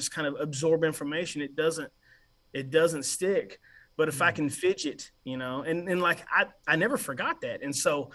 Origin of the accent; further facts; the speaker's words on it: Graham, Texas, United States; also born or lived in Vernon, Texas / Brazos Valley, Texas; I'm from North Texas, actually. I was born in a little town called Vernon, close to the Oklahoma border. I was raised in a town called Graham, Texas.